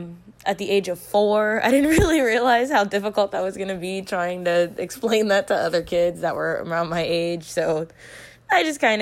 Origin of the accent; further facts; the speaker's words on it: Cincinnati, Ohio, United States; I'm from Cincinnati, Ohio. I just graduated from UC, University of Cincinnati, just this past April, May.